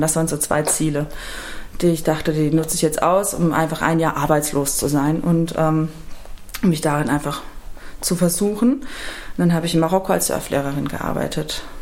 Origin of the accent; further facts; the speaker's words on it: Rhineland-Palatinate, Germany; now in Cologne, Germany; ich komme aus der Pfalz